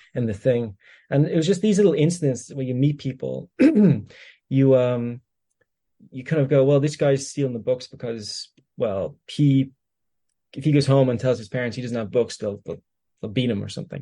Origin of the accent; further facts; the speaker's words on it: Greystones, Leinster, Ireland; when I grew up in Greystones